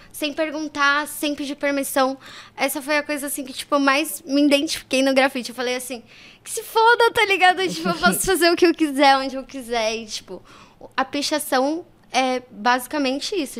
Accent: São Paulo, Brazil; also born or lived in Japan; Eu nasci na Zona Sul de São Paulo, é, no Jardim Gá

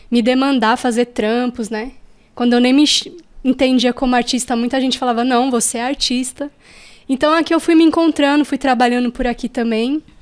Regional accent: São Paulo, Brazil; born there; Eu nasci na Zona Oeste, é, ali na região da Vila Indiana, tal, Morro do Querosene.

